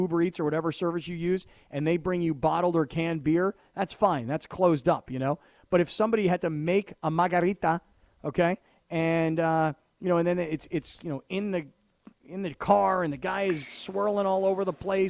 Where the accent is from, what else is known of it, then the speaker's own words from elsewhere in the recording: California, United States; I'm from California.